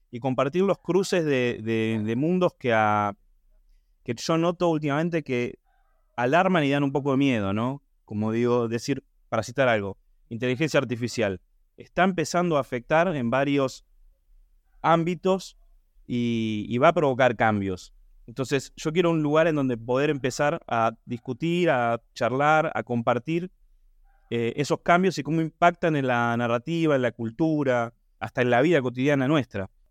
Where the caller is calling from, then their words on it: Buenos Aires, Argentina; Hola, ¿qué tal? Buen día … de Buenos Aires, productor asociado de los cinco proyectos de, audiovisuales.